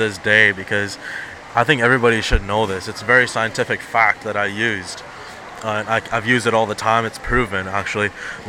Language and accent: English; Canada; first language Punjabi; also born or lived in New Delhi, India; I came to Canada as a child, I wasn't born in Canada. Okay. I was born in India, in New Delhi. So I was brought up as, you know, you speak Punjabi at home